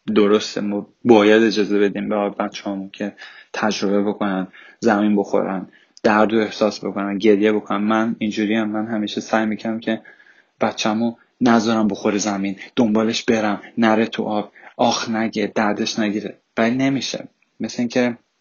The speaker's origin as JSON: {"language": "Persian", "country": "Iran", "tie": "born or raised there", "first_language": "Persian", "moved": "as an adult", "lives_now": "Sweden", "said": "راه تربیتی که من یاد گرفتم از مادر پدرم تو ایران"}